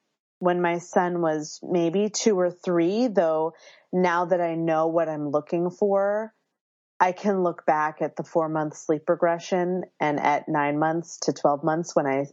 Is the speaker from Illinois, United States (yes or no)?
no; Philadelphia, Pennsylvania, United States; now in Berkeley, United States; I live in Berkeley, California, but I was born and raised in Philadelphia, so I have that East Coastness that I bring with me here.